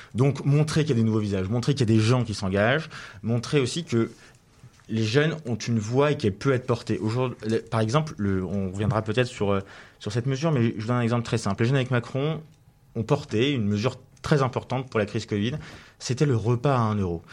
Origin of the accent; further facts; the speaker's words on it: Levallois-Perret, Île-de-France, France; j'ai été élu l'année dernière conseiller municipal dans la ville où je suis né à Levallois, euh, où je vis aussi